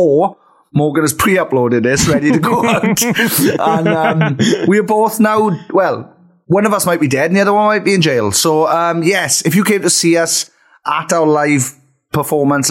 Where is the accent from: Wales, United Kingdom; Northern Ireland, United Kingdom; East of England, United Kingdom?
Wales, United Kingdom; Not quite as Welsh as us